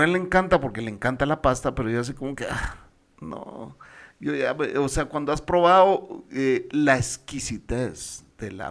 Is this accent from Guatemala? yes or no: yes; Guatemala; born there; Chapina es los que nacimos en Guatemala, ¿verdad?